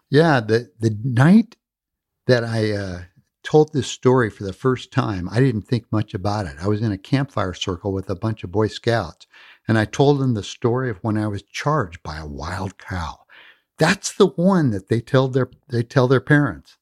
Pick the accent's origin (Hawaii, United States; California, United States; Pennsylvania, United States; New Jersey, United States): California, United States; also born or lived in Midwest; I was born in the Midwest, but my family moved to the peninsula when I was very young. I grew up on the peninsula